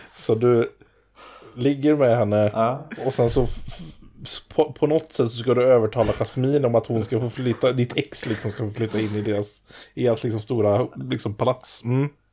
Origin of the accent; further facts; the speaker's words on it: Vårgårda, Västra Götaland, Sweden; jag kommer från Vårgårda